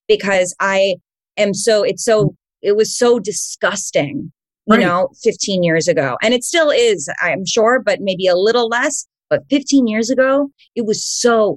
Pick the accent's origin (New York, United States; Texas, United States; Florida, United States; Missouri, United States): New York, United States; Growing up in New York and sort of seeing the fashion industry as, you know, a child and a high school student